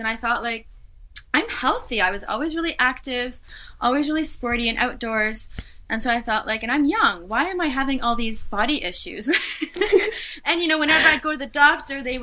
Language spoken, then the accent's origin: English; Canada; moved away as an adult; now in Switzerland; I am Canadian, I guess, but I'm living in Switzerland